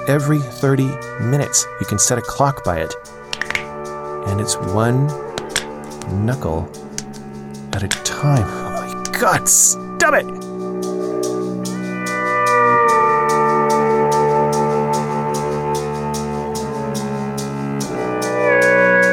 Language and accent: English; United States; moved away as an adult; As an American parent